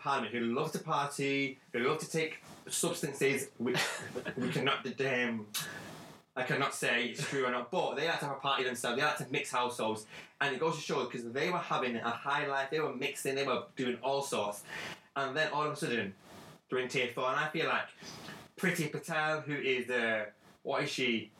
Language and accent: English; Wales, United Kingdom; accent: Welsh; Welsh, man, from Wales, man, Wales, man, Wales. We are not sheep shaggers in Wales.